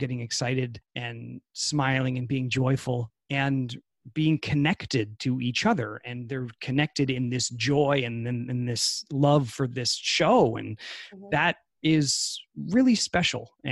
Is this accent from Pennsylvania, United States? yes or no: no; New Hampshire, United States; now in California, United States; I'm from New Hampshire